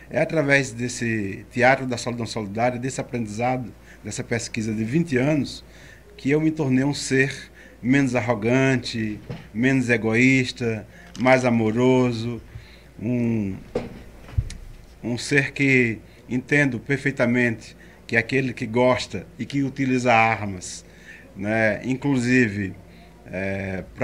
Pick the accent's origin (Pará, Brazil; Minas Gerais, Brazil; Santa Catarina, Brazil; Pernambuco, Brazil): Pernambuco, Brazil; Arcoverde; born there; Eu nasci em Arco Verde, numa